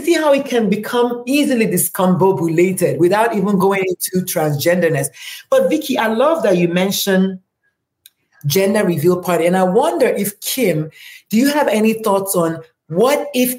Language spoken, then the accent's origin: English; Nigeria; in my tribe, which is Igbo